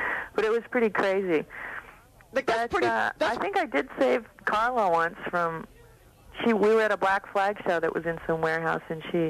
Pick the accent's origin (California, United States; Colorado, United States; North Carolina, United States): California, United States; Oakland; I'm from Oakland.